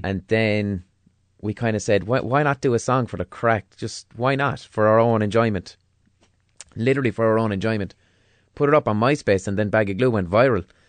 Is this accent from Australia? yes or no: no; Limerick, Munster, Ireland; I grew up in Limerick in the mid two thousands